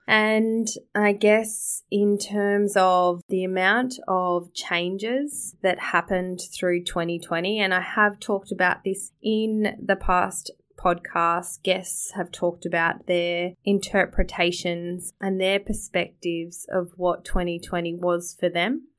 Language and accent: English; Australia; Growing up in Australia